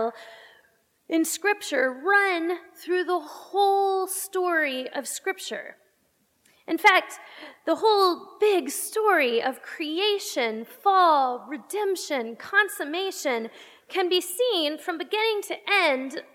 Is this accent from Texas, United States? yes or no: yes; Texas, United States; now in Pittsburgh, United States; I'm from Texas, and so I call myself a Texile because I'm an exile from Texas. And I get homesick.